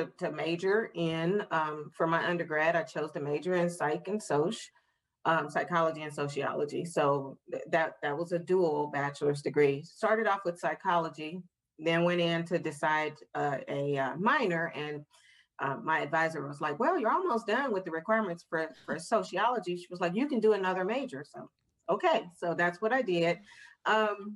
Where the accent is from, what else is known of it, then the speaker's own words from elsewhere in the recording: St. Louis, Missouri, United States; moved away as an adult; also born or lived in West Virginia; now in Canton, Ohio, United States; I'm originally from St. Louis. Grew up in the heart of St. Louis, graduated from high school there